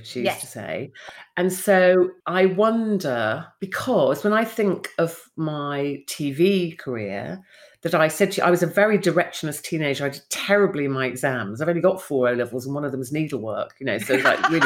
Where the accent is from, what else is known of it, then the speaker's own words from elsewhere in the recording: London, United Kingdom; moved away as an adult; also born or lived in Cornwall; I came from London. I went to boarding school and stuff in London, ended up in this small fishing village in Cornwall